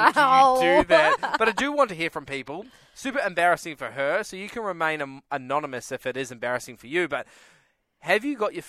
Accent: New Zealand; moved away; And it's from my home country.

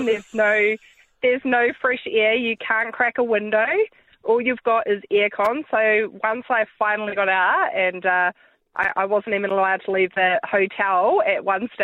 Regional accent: New Zealand; moved away as an adult; now in Australia; I'm from New Zealand, but I've been living in Australia since 2009.

